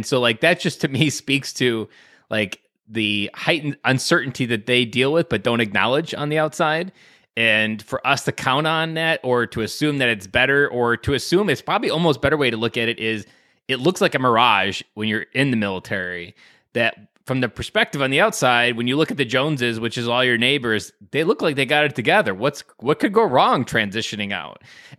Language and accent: English; Wisconsin, United States; I'm from Wisconsin.